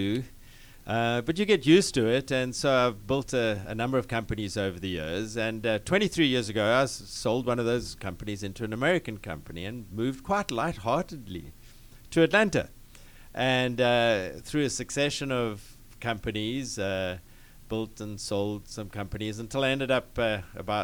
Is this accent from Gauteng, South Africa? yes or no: no; Cape Town, Western Cape, South Africa; moved away as an adult; now in United States; I'm from the Deep South, and so I'm originally from Cape Town in South Africa